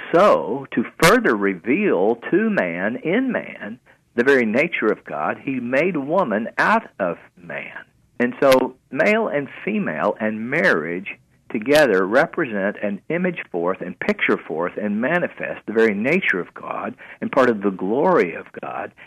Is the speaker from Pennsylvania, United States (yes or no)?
no; Fort Oglethorpe, Georgia, United States; also born or lived in Chattanooga, Tennessee; Fort Oglethorpe, Georgia, it's not very well known, but it's right next to uh, uh Rossville